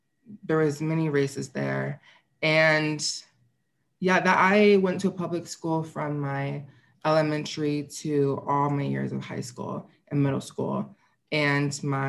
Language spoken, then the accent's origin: English; St. Louis, Missouri, United States; I was born and raised in St. Louis